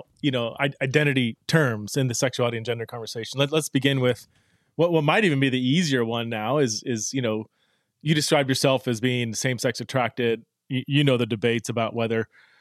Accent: United States

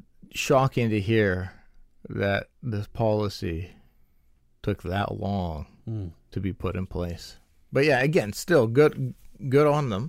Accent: Canada; I'm a Canadian. Mm-hmm. I love the fact that this is where I was born and raised.

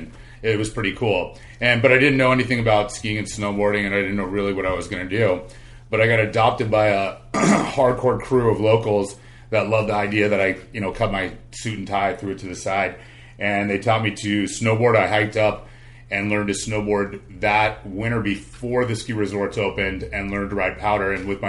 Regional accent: California, United States; Well, I grew up in Southern California, and I grew up surfing pretty much just like every kid

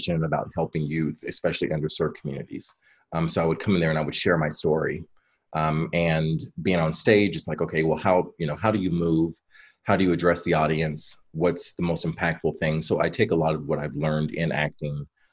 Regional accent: Kentucky, United States; now in Chicago, United States; I grew up originally in Kentucky

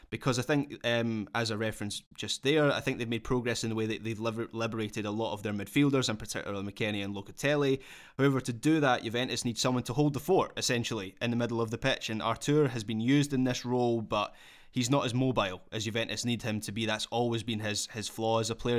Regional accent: Scotland, United Kingdom; being a Scot

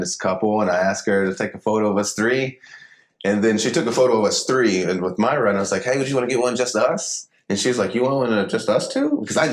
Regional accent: Paducah, Kentucky, United States; I'm from Paducah, Kentucky

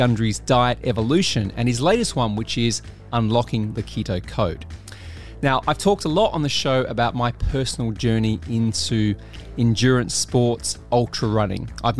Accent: Australia; moved away as an adult; now in United Kingdom; Well, I'm Australian with a weird kind of twist. I've been here for 20 years, though, so they call me a Brit these days.

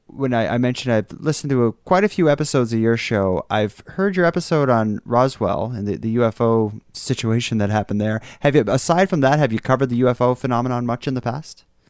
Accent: Canada; as a Canadian

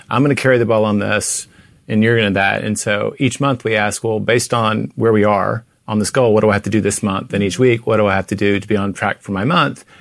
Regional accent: Tennessee, United States; now in Texas, United States; I grew up in Tennessee

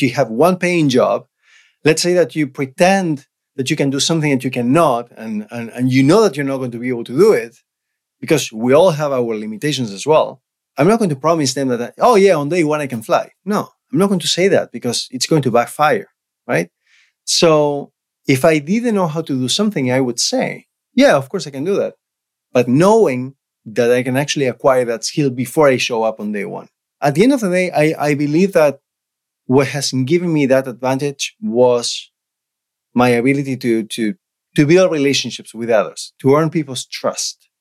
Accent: Argentina; English is a second language; moved away as an adult; now in Canada; I was born and raised in Argentina.

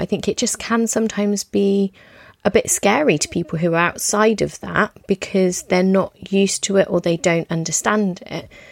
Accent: United Kingdom; I'm British

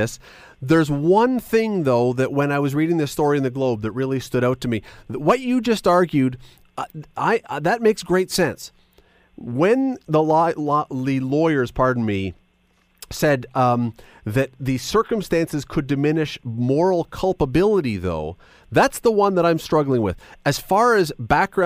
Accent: Toronto, Ontario, Canada; also born or lived in Hamilton; In Toronto, and then I moved to Hamilton when I was 19

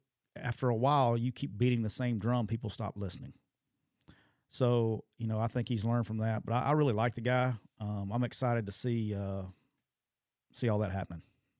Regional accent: Alabama, United States; I'm from Alabama.

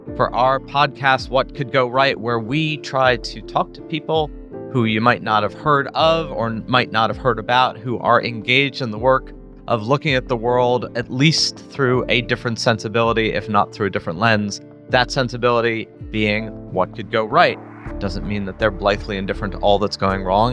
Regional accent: United States; I was born in the United States

